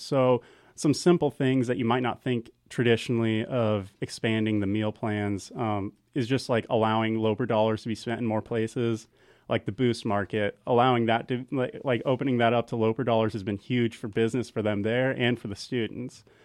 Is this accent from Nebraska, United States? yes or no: yes; Central City, Nebraska, United States; now in Kearney, United States; I'm originally from Central City, so a pretty small town, town of about three thousand